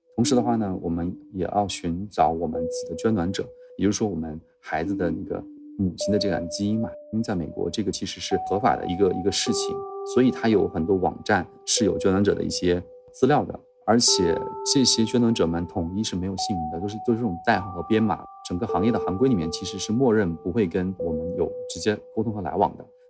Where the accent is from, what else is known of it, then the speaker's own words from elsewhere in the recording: Henan, China; moved away; 我老家是一个河南的五线城市